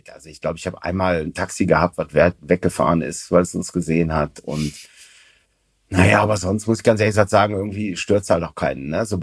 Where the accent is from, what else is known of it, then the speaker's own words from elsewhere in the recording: Germany; Also tatsächlich oft, äh, also als Deutscher hat man es da ja ganz gut.